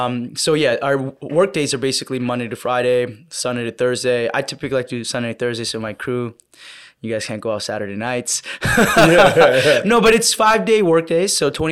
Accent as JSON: {"language": "English", "country": "Canada", "said": "I'm a Canadian independent filmmaker"}